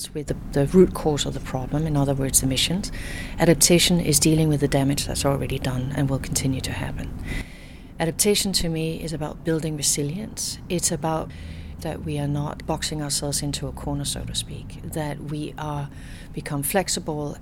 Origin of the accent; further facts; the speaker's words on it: Denmark; now in Canada; I was born Danish, but I am now a dual citizen. I'm Canadian.